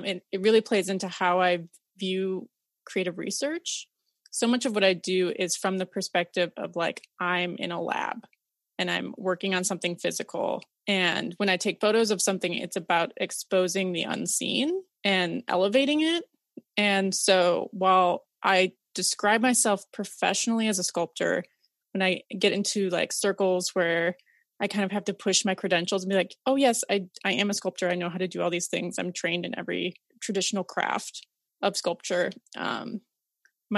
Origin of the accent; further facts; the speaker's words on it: Rochester, Minnesota, United States; now in San Francisco, United States; I describe the Rochester that I grew up near as the number 2 Rochester in the US